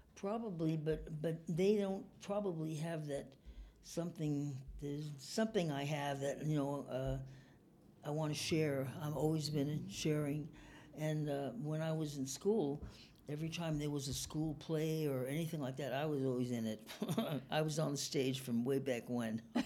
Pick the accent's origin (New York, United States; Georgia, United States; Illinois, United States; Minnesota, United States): New York, United States; also born or lived in California; now in Reno, United States; I came from New York